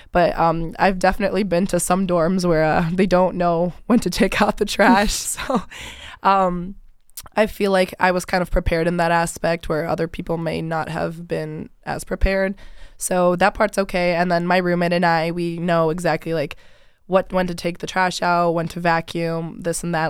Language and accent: English; Rochester Hills, Michigan, United States; I'm from Rochester Hills, so about, like, an hour and thirty minutes away from here